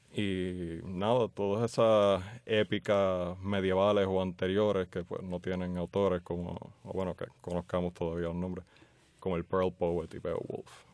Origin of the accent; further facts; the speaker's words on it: San Juan, Puerto Rico; also born or lived in Jayuya; Yo nací en Santurce y me he criado acá en el área metropolitana